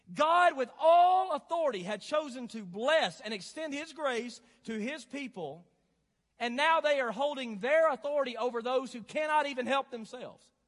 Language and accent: English; North Alabama, United States; Growing up in the South and North Alabama